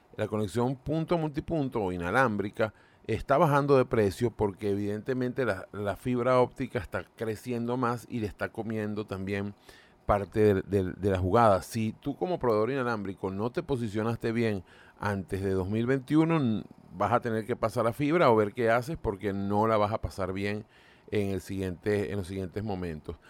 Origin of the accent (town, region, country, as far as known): Venezuela